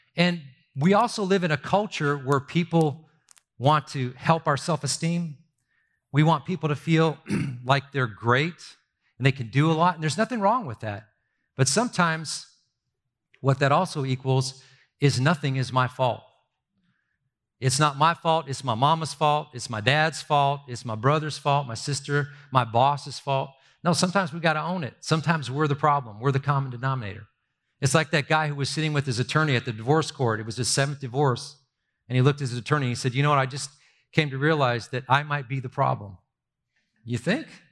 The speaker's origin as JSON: {"language": "English", "region": "Southern California", "country": "United States", "tie": "born or raised there", "said": "I grew up in Southern California"}